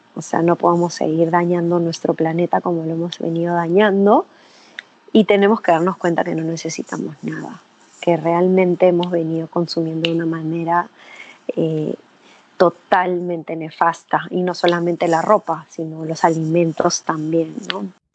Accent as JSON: {"language": "Spanish", "country": "Peru", "said": "nosotros como peruanos"}